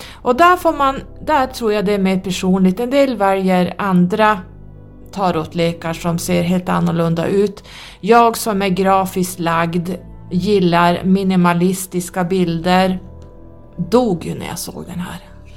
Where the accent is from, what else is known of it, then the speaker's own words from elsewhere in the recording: Norrland, Sweden; accent: northern dialect; min dialekt så jag säger tarot som vi säger här uppe i norr